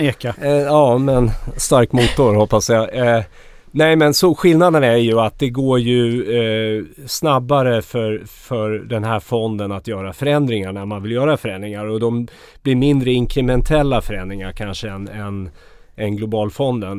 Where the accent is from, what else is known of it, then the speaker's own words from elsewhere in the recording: Sweden; som svensk